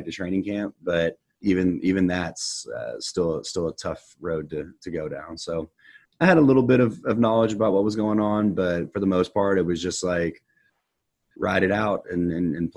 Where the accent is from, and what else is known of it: Katy, Texas, United States; born or raised there